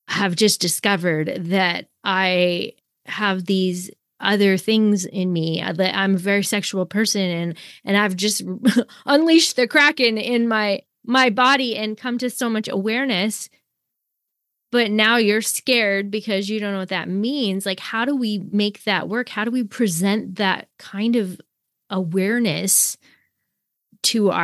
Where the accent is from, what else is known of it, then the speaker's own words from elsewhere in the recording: Canada; we're both Canadian